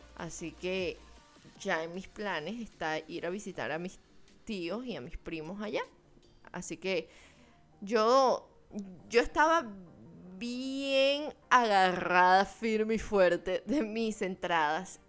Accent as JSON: {"language": "Spanish", "country": "Venezuela", "moved": "yes", "said": "cuando tú hablas que eres venezolano"}